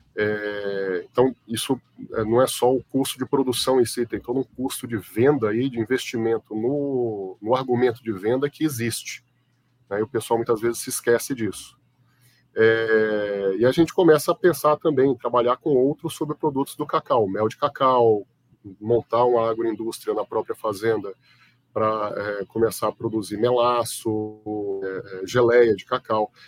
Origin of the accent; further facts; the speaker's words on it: Itabuna, Bahia, Brazil; moved away as an adult; also born or lived in Belo Horizonte, Minas Gerais / Salvador, Bahia / São Carlos, São Paulo; now in São Paulo, Brazil; Eu fui criado na Bahia, em Itabuna, depois em Salvador